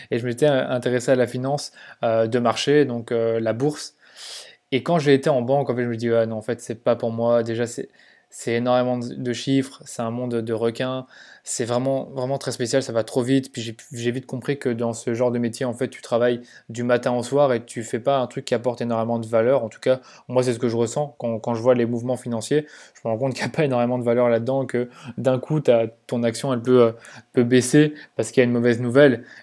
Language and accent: French; Mons, Wallonia, Belgium; Donc en effet, je viens de Belgique. Je suis né à Mons, donc c'est une petite ville en Belgique qui est finalement pas trop loin de la France.